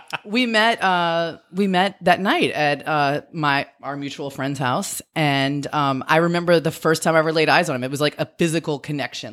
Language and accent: English; Metairie, Louisiana, United States; also born or lived in North Shore, Louisiana / Lafayette, Louisiana; I grew up outside of New Orleans. I, when I was a kid, I lived in Metairie, and then we lived on the North Shore